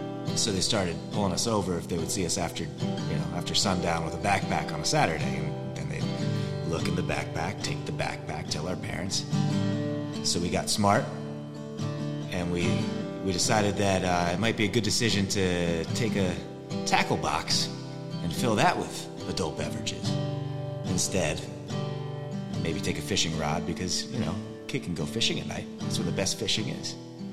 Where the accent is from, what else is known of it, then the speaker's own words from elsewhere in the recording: Brielle, New Jersey, United States; I grew up in Briel